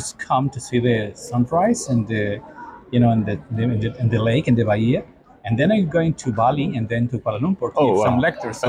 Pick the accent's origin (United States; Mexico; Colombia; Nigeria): Mexico; I come from Mexico